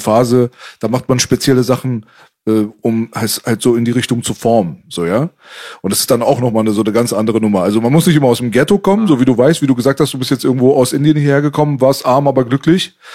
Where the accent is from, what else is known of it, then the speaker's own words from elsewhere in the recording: Metzingen, Baden-Württemberg, Germany; now in Berlin, Germany; ich komme aus Metzingen